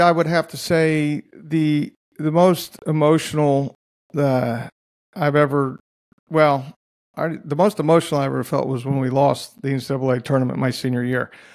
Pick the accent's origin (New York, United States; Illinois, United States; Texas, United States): Texas, United States; Dallas; now in Oklahoma, United States; Dallas, where I grew up